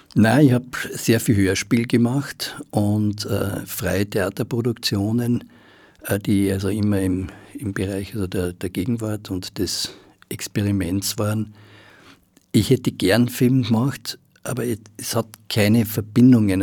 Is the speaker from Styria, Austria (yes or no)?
yes; Graz, Styria, Austria; now in Vienna, Austria; ich bin ja in Graz aufgewachsen und wie ich nach Wien gekommen bin